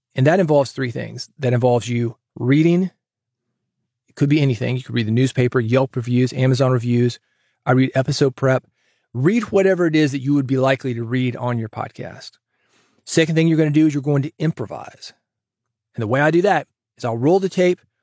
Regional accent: Nashville, Tennessee, United States; I grew up in Nashville, guitar town

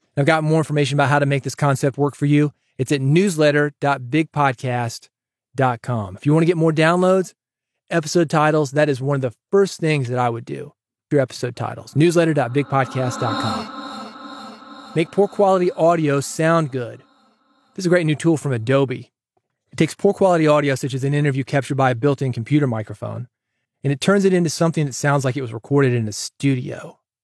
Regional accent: Nashville, Tennessee, United States; kid growing up in Nashville

